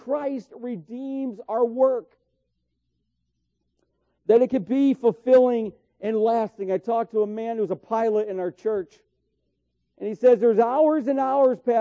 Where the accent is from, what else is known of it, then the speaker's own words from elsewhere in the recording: New York, United States; Where I grew up in New York, up on the hill, were just groves of blackberries.